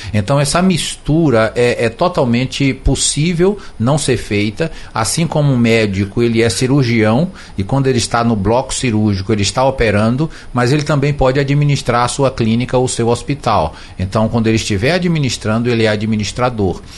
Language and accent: Portuguese; Brazil; nós somos brasileiros